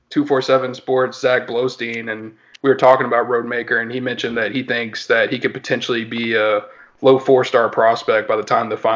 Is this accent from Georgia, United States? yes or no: yes; Valdosta, Georgia, United States; I am from Valdosta